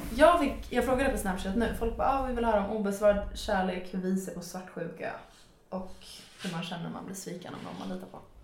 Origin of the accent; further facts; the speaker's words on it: Nyköping, Södermanland, Sweden; also born or lived in Frustuna; Nyköpings lasarett